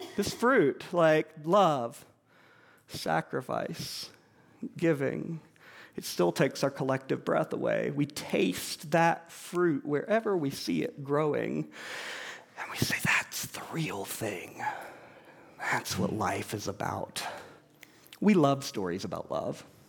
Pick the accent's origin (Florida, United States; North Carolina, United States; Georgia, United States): Georgia, United States; moved away; I grew up in Georgia